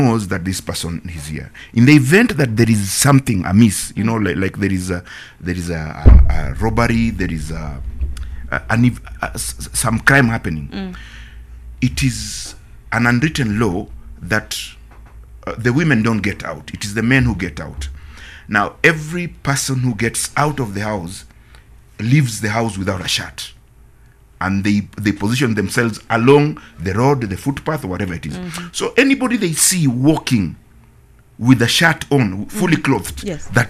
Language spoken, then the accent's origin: English; Kenya; as Kenyans